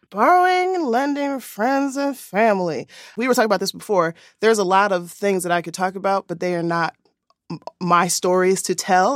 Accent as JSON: {"language": "English", "town": "Philadelphia", "region": "Pennsylvania", "country": "United States", "moved": "yes", "said": "I am originally from Philadelphia"}